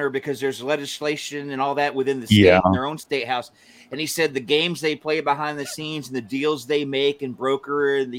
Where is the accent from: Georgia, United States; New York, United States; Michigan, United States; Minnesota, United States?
Georgia, United States; I was born and raised in Georgia. I don't want to step foot back there